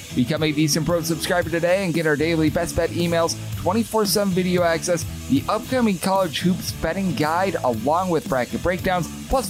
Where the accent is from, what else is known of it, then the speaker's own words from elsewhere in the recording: Wisconsin, United States; I am fearing for my hometown state Wisconsin's team in the Milwaukee Bucks